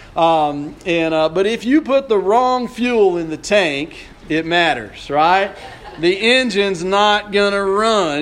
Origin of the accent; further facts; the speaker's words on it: Odessa, Texas, United States; I grew up in Odessa